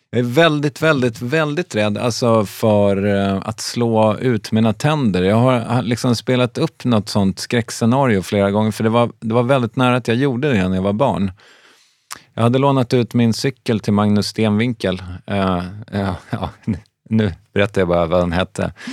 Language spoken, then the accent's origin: Swedish; Strängnäs, Södermanland, Sweden; also born or lived in Stockholm; now in Malmö, Sweden; Jag är uppvuxen i Strängnäs